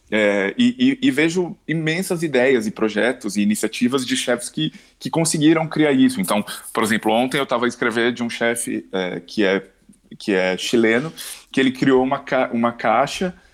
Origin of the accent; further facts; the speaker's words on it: São Paulo, Brazil; now in Portugal; eu, quando cheguei cá, eu, vim, eu vim de São Paulo